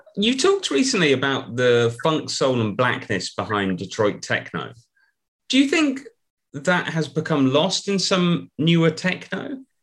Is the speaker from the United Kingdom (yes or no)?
yes; United Kingdom; I'm I'm a British person of a certain age